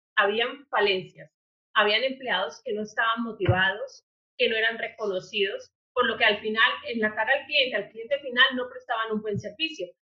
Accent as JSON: {"language": "Spanish", "town": "Popayán", "region": "Cauca", "country": "Colombia", "moved": "as an adult", "said": "soy de la ciudad de Popayán, del sur de Colombia"}